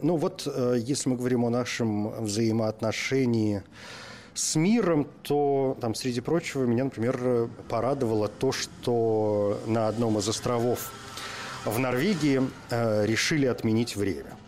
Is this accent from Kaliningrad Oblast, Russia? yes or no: no; Murmansk, Murmansk Oblast, Russia; moved away; я родился в Мурманске за полярным кругом, в общем, мое детство и юность прошли там